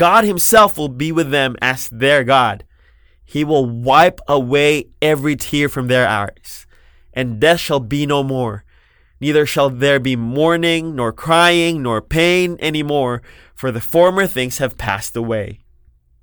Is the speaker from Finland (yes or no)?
no; Parañaque, Metro Manila, Philippines; also born or lived in Makati / Las Piñas; I was born in Makati. I grew up in Parañaque and Las Piñas, and I studied in Manila.